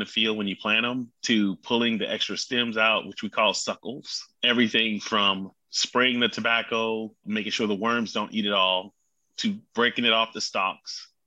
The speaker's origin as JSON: {"language": "English", "town": "Hemingway", "region": "South Carolina", "country": "United States", "tie": "born or raised there", "said": "growing up in Hemingway was something unique"}